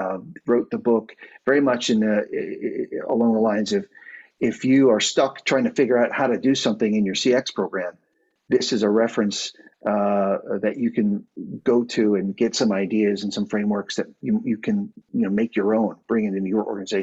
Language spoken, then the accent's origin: English; United States; moved away as an adult; now in Dublin, Ireland; I am an American living in Dublin now a few years